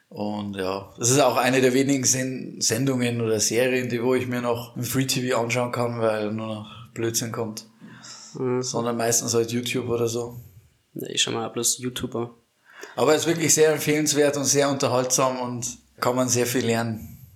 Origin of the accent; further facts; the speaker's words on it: Bavaria, Germany; Also wir kommen ja aus Bayern, aus dem tiefsten Niederbayern. Nähe, bayerischer Wald. So zwischen Österreich, Tschechien, so ungefähr das Eck.